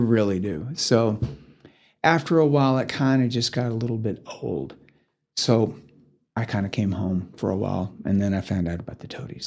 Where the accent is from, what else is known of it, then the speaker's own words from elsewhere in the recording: Sherman, Texas, United States; also born or lived in Dallas, Texas; now in Amarillo, United States; I am from Sherman, Texas. It's about forty-five minutes north of Dallas